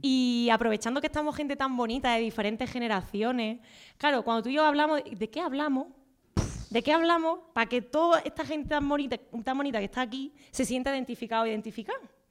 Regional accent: Jaén, Andalusia, Spain; now in Madrid, Spain; somos de Jaén

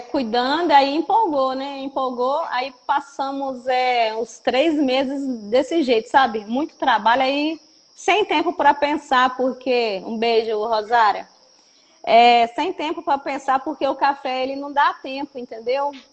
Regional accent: Matas de Minas, Minas Gerais, Brazil; somos das Matas de Minas

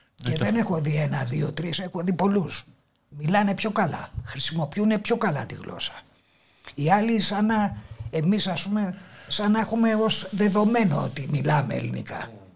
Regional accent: Athens, Attica, Greece; Γεννήθηκα εδώ στην Αθήνα, επί τη Πατησίων

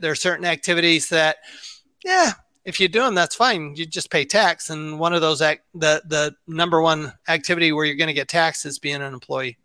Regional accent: Salt Lake City, Utah, United States; I grew up in Salt Lake City, Utah.

